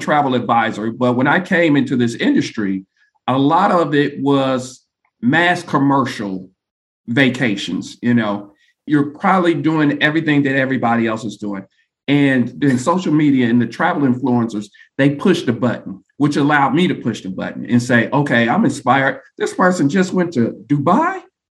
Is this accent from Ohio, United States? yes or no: yes; Ohio, United States; I'm originally from Ohio.